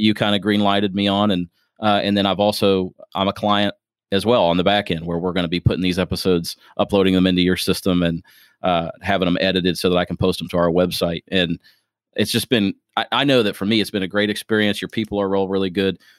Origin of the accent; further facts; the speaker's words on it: Springfield, Ohio, United States; now in Louisville, United States; I'm originally from Springfield, Ohio. I'm a transplant